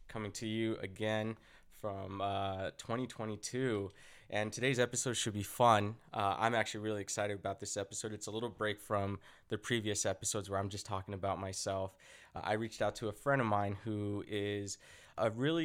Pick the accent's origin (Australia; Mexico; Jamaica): Mexico; now in United States; we do share the same experience of being from Mexico, living in the United States